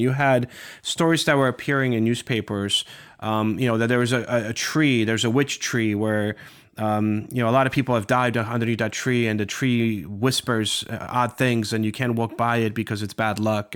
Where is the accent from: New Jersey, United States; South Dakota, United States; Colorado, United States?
New Jersey, United States; Morristown; growing up in this area and, you know, just my neighborhood, everywhere you look, you see George Washington was here